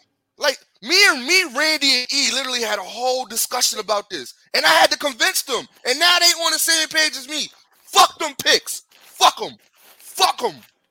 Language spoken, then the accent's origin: English; Brooklyn, New York, United States; I am from Brooklyn.